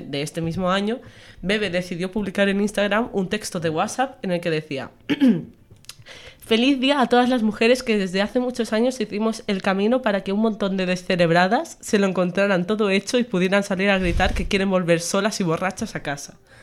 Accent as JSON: {"language": "Spanish", "area": "Menorca", "region": "Balearic Islands", "country": "Spain", "moved": "yes", "lives_now": "Extremadura, Spain", "said": "soy menorquina y soy medio estremeña ya por estar aquí dos años."}